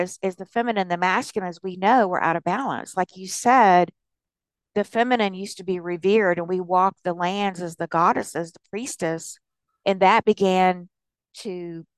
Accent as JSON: {"language": "English", "region": "the South", "country": "United States", "tie": "born or raised there", "said": "I was raised in the South"}